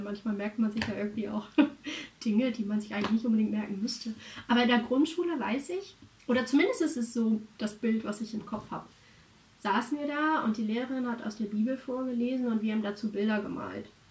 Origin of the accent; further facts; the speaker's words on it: Germany; wir als Deutsche